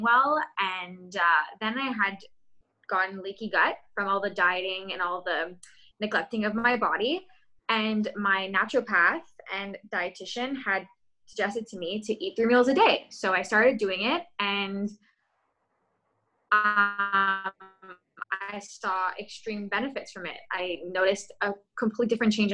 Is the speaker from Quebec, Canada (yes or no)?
yes; Montreal, Quebec, Canada; I'm from Montreal, Quebec